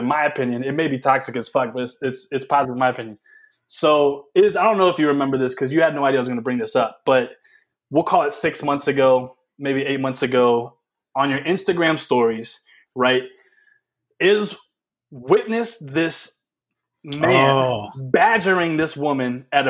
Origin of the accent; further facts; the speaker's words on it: the South, United States; moved away; I am a Southerner